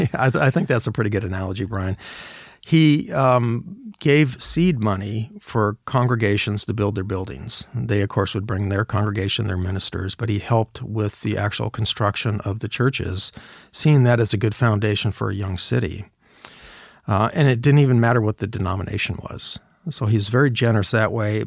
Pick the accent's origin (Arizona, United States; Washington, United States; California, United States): Washington, United States; Seattle; I also consider my hometown, Seattle